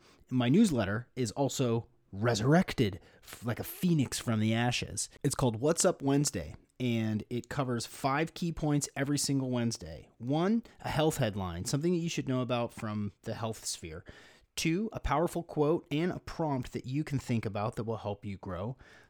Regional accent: Washington, United States; here in my home state of Washington in Seattle

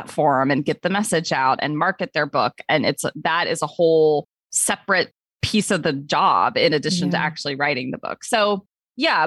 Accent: Ohio, United States; now in Brooklyn, United States; I am an oldest child in living in Brooklyn, but originally from Ohio. So I'm definitely a Midwesterner

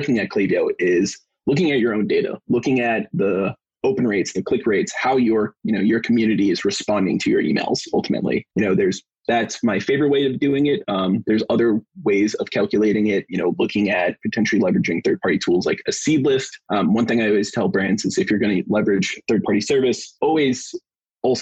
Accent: East Coast, United States; Born and raised in East Coast

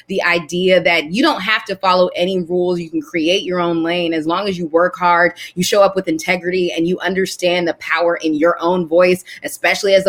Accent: Washington, District of Columbia, United States; I'm from DC. I grew up on Howard's campus

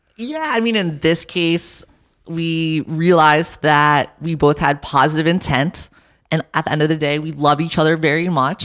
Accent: New York City, New York, United States; moved away; I grew up in New York and my parents are entrepreneurs

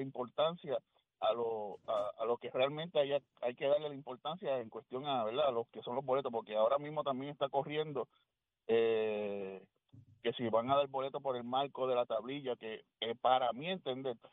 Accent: Bayamón, Puerto Rico; yo, yo soy de Bayamón también

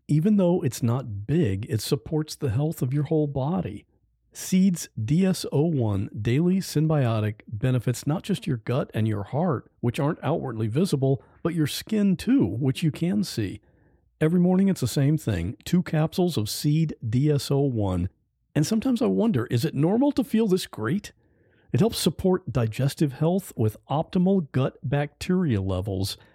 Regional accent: United States; as the American

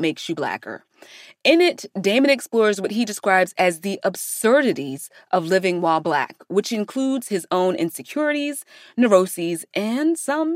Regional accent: New York City, New York, United States; I am a multimedia journalist born and raised in New York City

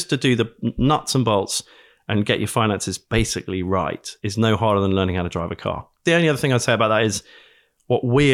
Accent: United Kingdom; I'm British.

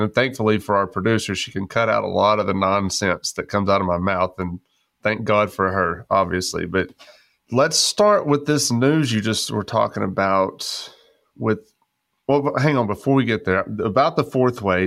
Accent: West Texas, United States; growing up in West Texas

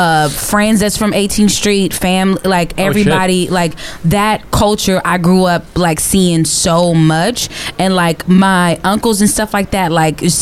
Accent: Los Angeles, California, United States; I'm from South Central.

